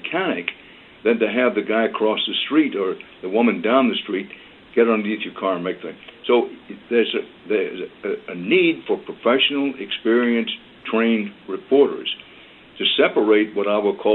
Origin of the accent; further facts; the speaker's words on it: Texas, United States; I'm a Texan by birth and by choice